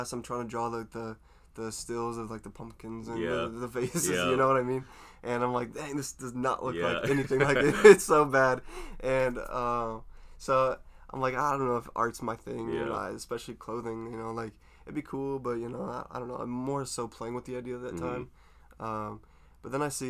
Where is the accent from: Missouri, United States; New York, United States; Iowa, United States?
Iowa, United States; Des Moines; I grew up in Des Moines, Iowa my entire life, for the whole 22 years of it.